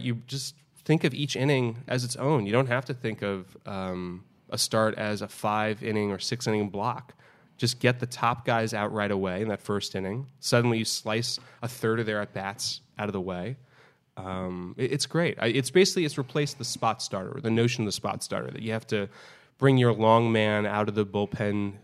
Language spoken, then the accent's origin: English; New York City, New York, United States; I grew up in New York City